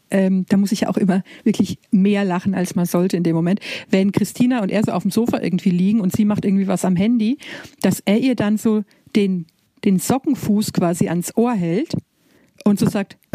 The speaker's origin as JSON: {"language": "German", "region": "Bavaria", "country": "Germany", "said": "ich komme ja aus Preußlerartig aus, aus, aus, aus Bayern"}